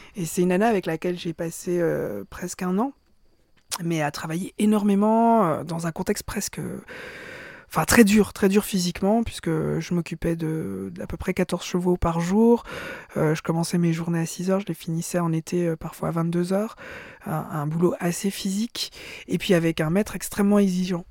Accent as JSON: {"language": "French", "country": "Belgium", "said": "je suis juive aussi euh, et je suis belge"}